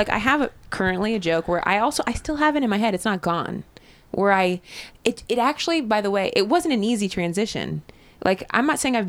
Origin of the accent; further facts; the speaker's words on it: Dayton, Ohio, United States; my hometown club in Dayton